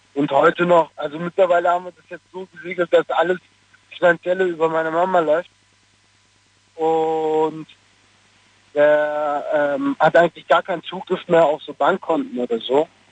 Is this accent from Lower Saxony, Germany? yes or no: no; Stuttgart, Baden-Württemberg, Germany; also born or lived in Cologne; Ich bin aus Stuttgart.